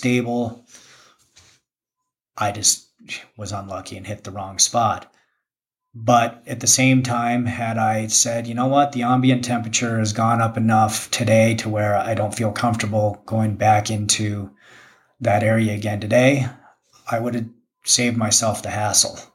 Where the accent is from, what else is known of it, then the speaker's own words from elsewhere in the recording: Jackson, Wyoming, United States; also born or lived in Park City, Utah; growing up in Jackson, being born in Jackson